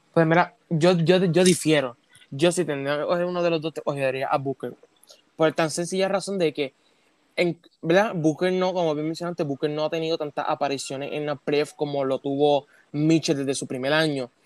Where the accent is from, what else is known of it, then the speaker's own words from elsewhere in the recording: Puerto Rico; como hicimos acá en Puerto Rico